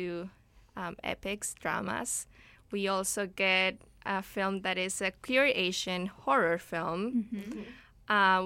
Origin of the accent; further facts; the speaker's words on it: Ecuador; now in Vancouver, Canada; I'm from Ecuador originally